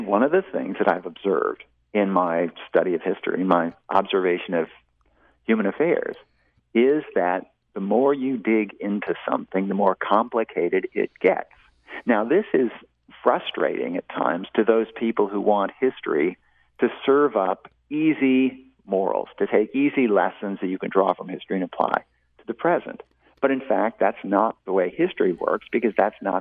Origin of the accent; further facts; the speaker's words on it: Portland, Oregon, United States; now in Austin, United States; I grew up in Portland, Oregon